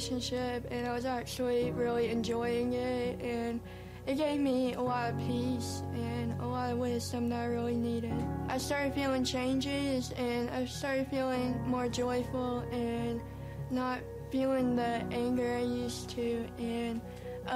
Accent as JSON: {"language": "English", "town": "Prattville", "region": "Alabama", "country": "United States", "tie": "born or raised there", "also_born_or_lived": "China", "said": "I was born in China, and I was adopted when I was 10 months old. And then I moved to Alabama, and I've lived in Prattville all my life"}